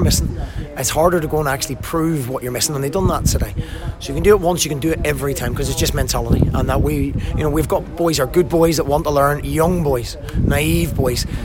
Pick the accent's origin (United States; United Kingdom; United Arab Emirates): United Kingdom; Belfast, Northern Ireland; also born or lived in Glasgow; now in Morecambe, United Kingdom; I grew up in Belfast and I, had most of my management career in Glasgow